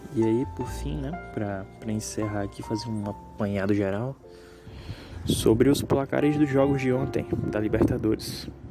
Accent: Northeast Region, Brazil; eu sou nordestino

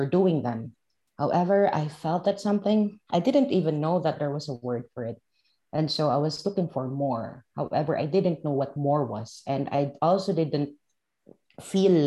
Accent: Philippines; I am from the Philippines, and I was born and raised in the Philippines, and I grew up in a village.

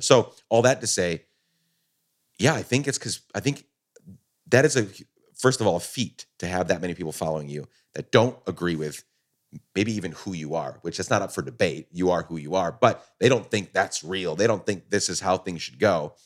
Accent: Guatemala; also born or lived in New York, United States; now in United States; I was born in New York, grew up, my dad's a Guatemalan immigrant, grew up in Guatemala

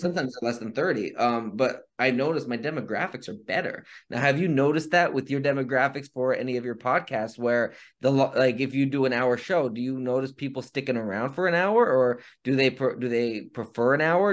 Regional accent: near Ashland, Pennsylvania, United States; right outside of Ashland. Again, another place that's about five minutes away from where I grew up, where my mom currently lives

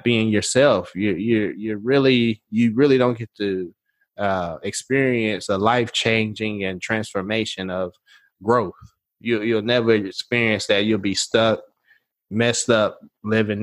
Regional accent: Nashville, Tennessee, United States; I'm from Nashville

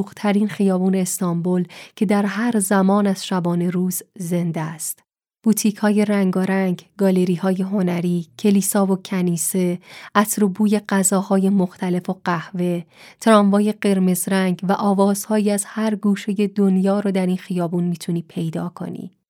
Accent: Iran; اهل کجایی جواب میدم ایران

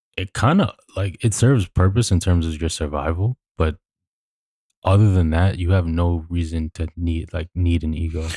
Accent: New York City, New York, United States; we grew up in New York, which is quite literally the, uh, New York City is the most diverse city on the planet

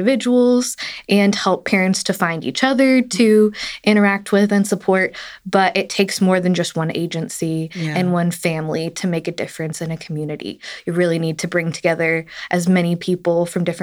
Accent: Tennessee, United States; moved away as an adult; now in Corsicana, United States; I grew up in Tennessee and came to Texas to go to social work school

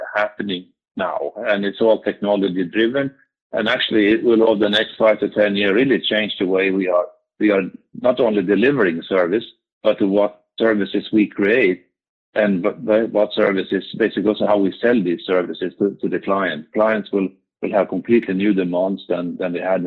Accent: Sweden; I'm Swedish from Meridian

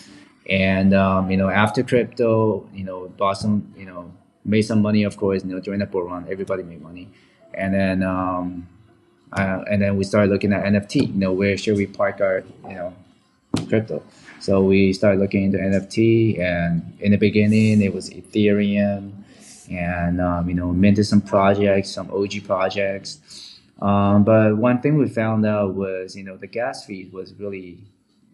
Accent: Vancouver, British Columbia, Canada; also born or lived in Taiwan; I grew up in Vancouver, Canada

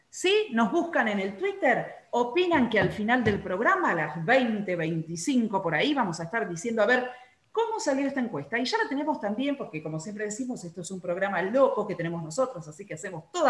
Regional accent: Córdoba, Argentina; 8.40 y soy cordobés.

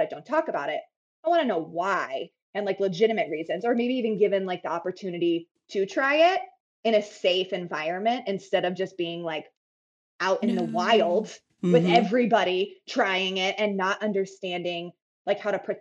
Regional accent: a tiny town in northern Arizona, United States; also born or lived in Phoenix, Arizona; I grew up in Arizona and I grew up in a really tiny town in northern Arizona.

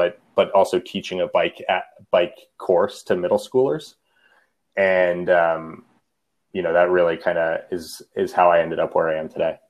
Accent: Denver, Colorado, United States; also born or lived in Washington State; I grew up in Denver, but studied journalism in Washington State and moved back to Denver a few years ago.

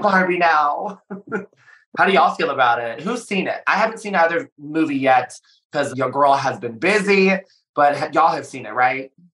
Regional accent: St. Louis, Missouri, United States; moved away; I started my career and I grew up in St. Louis, Missouri.

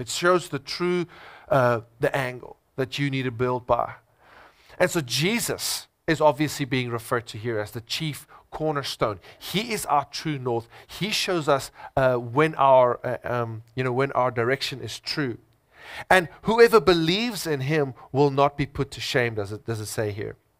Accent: South Africa; I'm first a Christian, then I'm a South African. I'm first a Christian, then I'm an Afrikaner.

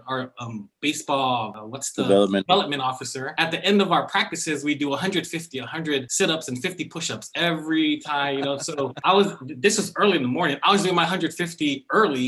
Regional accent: Fagaalu, American Samoa; moved away as an adult; also born or lived in Michigan; now in California, United States; I'm from the village of Fanga'alu, where the hospital is on the island in American Samoa.

